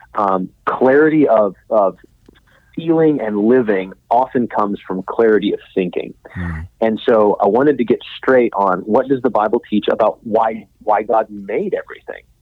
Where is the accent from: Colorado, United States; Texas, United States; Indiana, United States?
Texas, United States; Midland; I grew up in West Texas, uh, in Midland